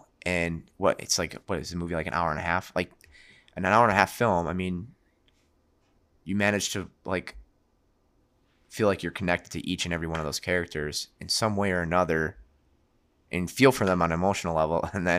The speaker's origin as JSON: {"language": "English", "town": "Chicago", "region": "Illinois", "country": "United States", "said": "I'm from Chicago. What do we know?"}